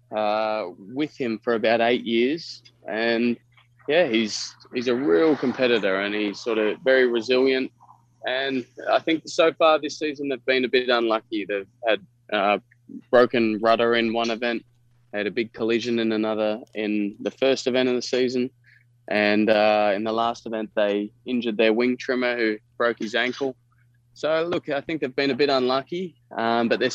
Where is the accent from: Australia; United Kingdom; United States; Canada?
Australia; I think of myself as Australian. I was born in Australia and grew up, but my mother's American